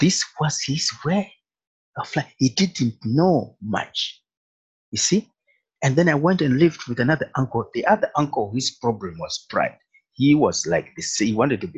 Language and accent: English; Zambia; moved away; also born or lived in Zimbabwe; I was born in Africa. Actually born in Zimbabwe. I'm in Zimbabwe. Later, we went to live in Zambia. My parents moved to Zambia. And I went to school there